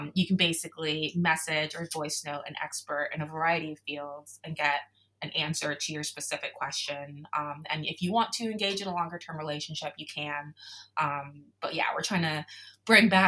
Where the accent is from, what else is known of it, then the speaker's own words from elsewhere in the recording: South Florida, United States; Me growing up in South Florida